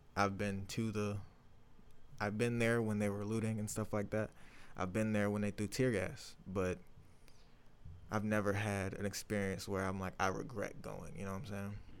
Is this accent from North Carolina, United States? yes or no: no; Chesterfield, Virginia, United States; I'm from Chesterfield, Virginia